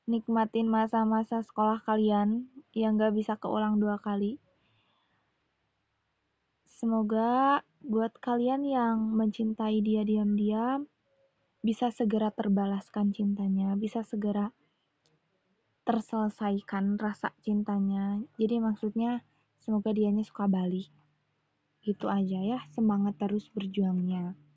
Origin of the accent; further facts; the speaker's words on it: West Java, Indonesia; accent: Sundanese; logat bicara aku yang rada bukan rada Sunda, emang Sunda pisan gitu ya.